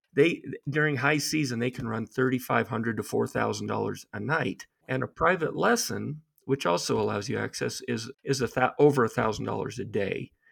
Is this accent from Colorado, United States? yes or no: yes; Aspen, Colorado, United States; growing up in Aspen, the ski culture